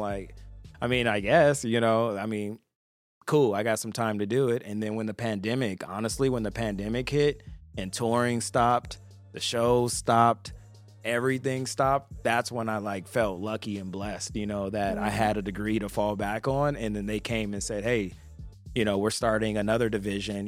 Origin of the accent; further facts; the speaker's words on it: Compton, California, United States; also born or lived in Long Beach, California; coming from Compton and Long Beach, coming from the Trenches